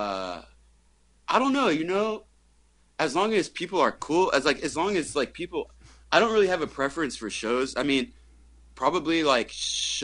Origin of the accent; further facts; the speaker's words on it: Bay Area, California, United States; growing up in the Bay Area